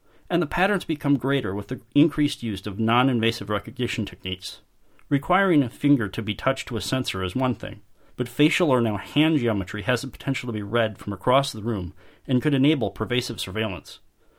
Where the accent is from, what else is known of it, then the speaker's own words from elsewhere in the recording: Chicago, Illinois, United States; my hometown of Chicago